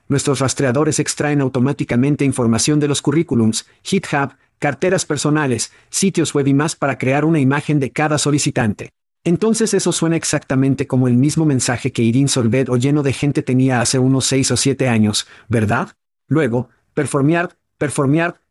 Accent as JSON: {"language": "Spanish", "region": "Ohio", "country": "United States", "tie": "born or raised there", "said": "ambos crecimos en Ohio"}